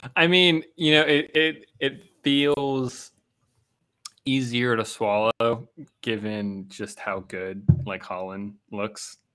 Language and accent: English; Pittsburgh, Pennsylvania, United States; moved away; growing up in Pittsburgh